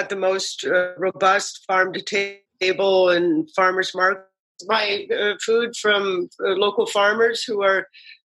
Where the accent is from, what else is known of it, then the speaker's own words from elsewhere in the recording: East Coast, United States; also born or lived in Washington, D.C.; now in Madison, United States; I grew up on the East Coast